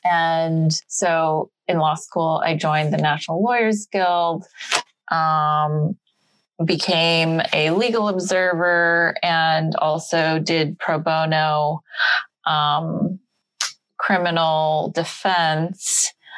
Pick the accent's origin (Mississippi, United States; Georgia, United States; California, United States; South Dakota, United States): California, United States; Los Angeles; I'm born and raised in Los Angeles to Korean immigrants who came here for, you know, the quote unquote better life.